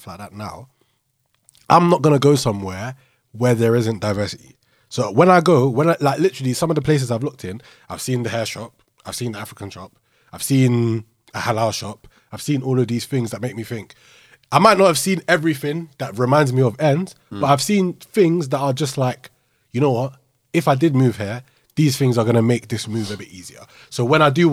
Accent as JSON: {"language": "English", "region": "London", "country": "United Kingdom", "tie": "born or raised there", "said": "Growing up in London"}